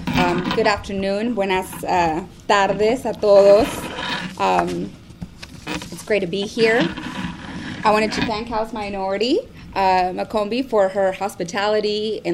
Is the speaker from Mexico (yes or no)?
yes; Burgos, Tamaulipas, Mexico; now in United States; I was born in Burgos, Tamaulipas, Mexico.